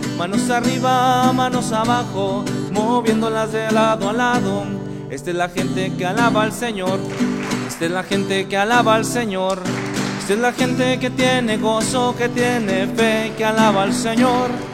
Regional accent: Zitácuaro, Michoacán, Mexico; Soy originario de Zitácuaro, Michoacán.

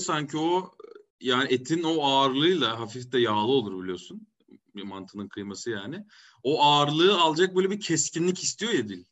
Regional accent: Kayseri Province, Turkey; moved away; also born or lived in İzmir; Kayseriliyim. Evet. Ee, biz Kayseri'liyiz yani annem de haliyle Kayserili olmuş oluyor

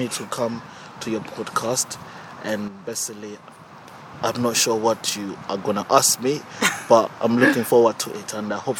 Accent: Zimbabwe; now in Luton, United Kingdom; I grew up in Zimbabwe. I moved to this country, to Luton, in 2008.

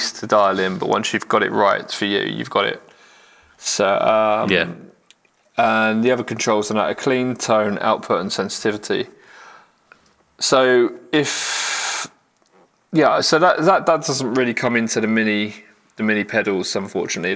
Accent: United Kingdom; we're British

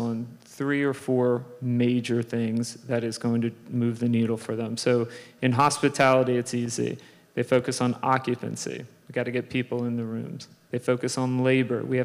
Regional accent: Philadelphia, Pennsylvania, United States; moved away as an adult; I grew up in Philadelphia

